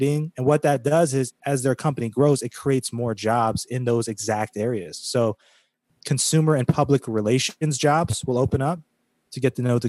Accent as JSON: {"language": "English", "region": "California", "country": "United States", "tie": "born or raised there", "moved": "yes", "said": "I spent a portion of my youth growing up in California"}